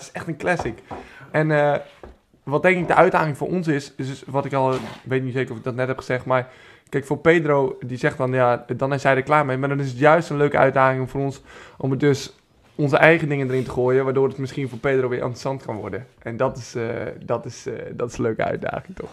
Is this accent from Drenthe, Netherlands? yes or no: yes; Beilen, Drenthe, Netherlands; also born or lived in Groningen; Ik kom zelf uit Bijlen, Drenthe. Maar Groningen is wel waar ik mijn, eh, waar ik mijn middelbare schooltijd heb doorgebracht.